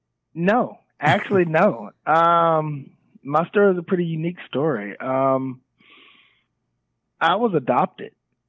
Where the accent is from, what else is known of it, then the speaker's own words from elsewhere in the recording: Mississippi, United States; born there; also born or lived in Georgia / Dallas / Atlanta / Chicago; So, right. I was born in Mississippi.